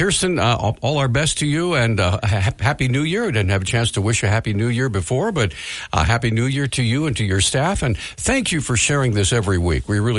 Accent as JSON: {"language": "English", "region": "Montana", "country": "United States", "said": "and I'm from Montana."}